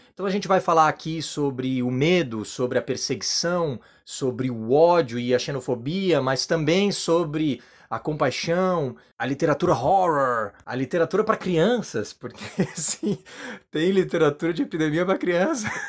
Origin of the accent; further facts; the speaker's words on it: Florianópolis, Santa Catarina, Brazil; also born or lived in Padua, Italy; sou manezinho da ilha aqui de Floripa